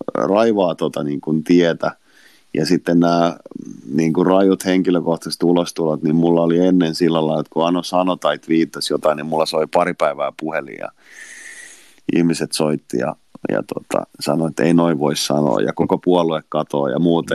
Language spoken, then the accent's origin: Finnish; Finland; Tämä on mun kotimaa